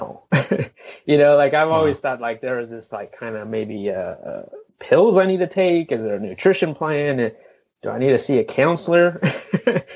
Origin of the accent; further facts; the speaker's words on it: Los Angeles, California, United States; moved away as an adult; now in Asheville, United States; we are from the Los Angeles area. And born and raised in that area, never lived anywhere else